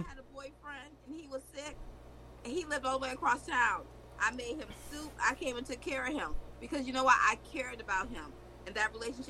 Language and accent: English; the South, United States; I'm from the South.